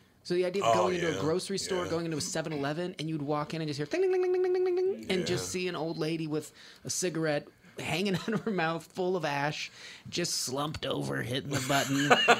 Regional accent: Reno, Nevada, United States; It's weird that the Bunny Ranch took over because growing up in Reno, the Mustang Ranch was synonymous forever.

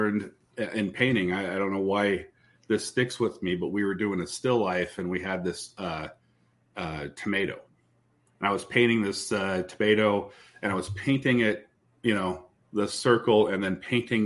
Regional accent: Des Moines, Iowa, United States; I remember in junior high school walking around and everybody had roses and there were roses pictures. I mean, this is Indian Hills Junior High in Des Moines.

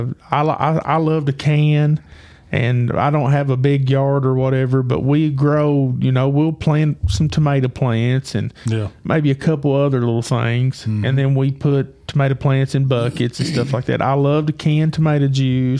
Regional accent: United States; as an American

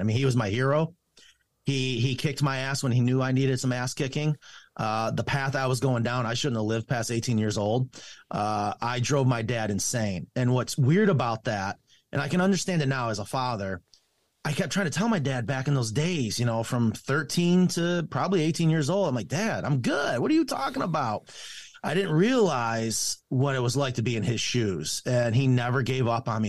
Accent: Clifton Springs, New York, United States; a little town called Clifton Springs, and I'm telling you, when I say small town, we didn't have a street light

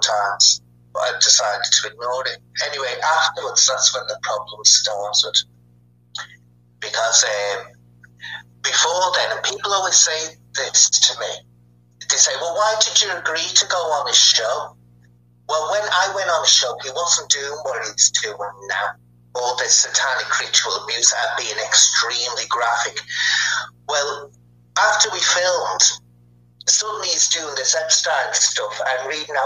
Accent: Liverpool, North West England, United Kingdom; me and Sean come from the same county, Merseyside, and he comes from the Wirral, and I come from Liverpool.

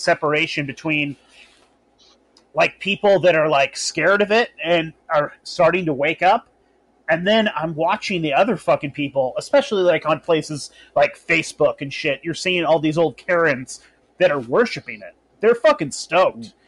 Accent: Humboldt County, Northern California, United States; also born or lived in Vacaville area / Sacramento area; I grew up in Northern California. I grew up in Humboldt County

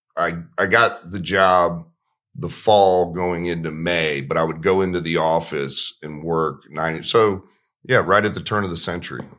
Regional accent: Marietta, Georgia, United States; I grew up in Marietta, Georgia

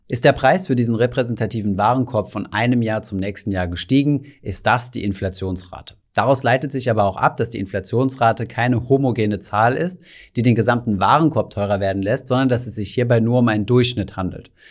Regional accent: Germany; bei uns in Deutschland

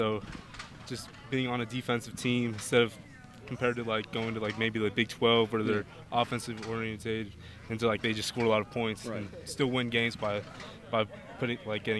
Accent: Ventura, California, United States; moved away as an adult; also born or lived in Los Angeles County; now in Utah, United States; I was born in Los Angeles County, but then I moved down to Ventura and lived there most of my life.

